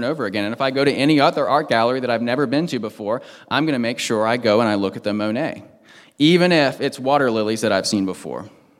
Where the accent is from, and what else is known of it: Washington, D.C. area, United States; born or raised there